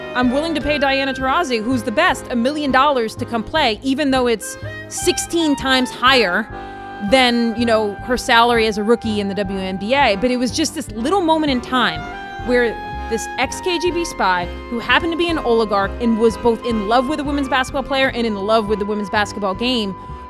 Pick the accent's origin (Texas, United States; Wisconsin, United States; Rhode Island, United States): Rhode Island, United States; now in Charleston, United States; I was born in Rhode Island, so I don't have a French passport.